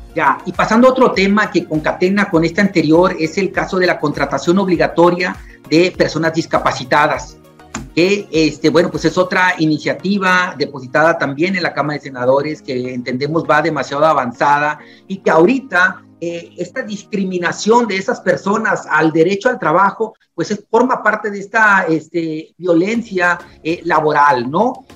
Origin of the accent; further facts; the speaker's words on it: Mexico; como buenos mexicanos